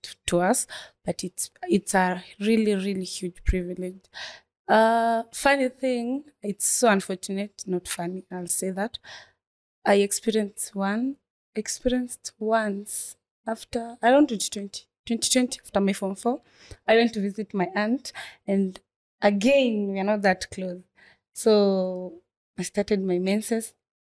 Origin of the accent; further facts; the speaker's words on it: Nairobi, Kenya; from Korokocho Inua Dado Foundation